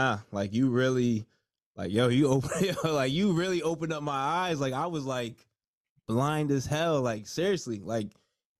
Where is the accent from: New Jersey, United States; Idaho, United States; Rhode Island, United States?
New Jersey, United States; I'm from Jersey.